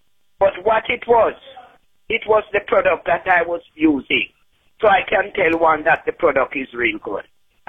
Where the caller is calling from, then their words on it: Florida, United States; I am calling from Florida